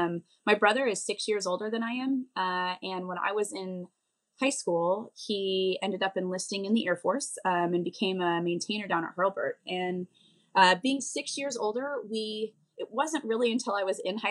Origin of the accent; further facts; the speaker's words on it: Bozeman, Montana, United States; I grew up in Bozeman, Montana.